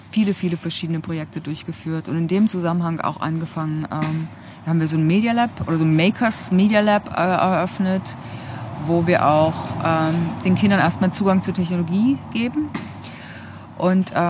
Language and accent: German; Germany; also born or lived in Ebersbach; ja, also ich bin geboren in der Lausitz. Wie lustig.